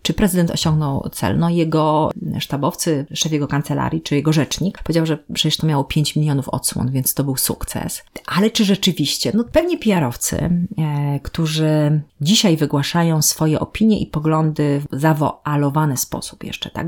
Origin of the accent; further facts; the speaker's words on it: southern Poland, Poland; also born or lived in Warsaw; now in Gdańsk, Poland; Ja jestem z południa Polski